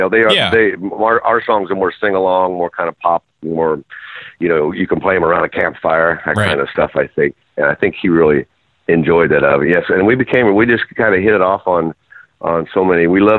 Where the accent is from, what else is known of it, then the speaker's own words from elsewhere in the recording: Jacksonville, United States; I'm from Jacksonville.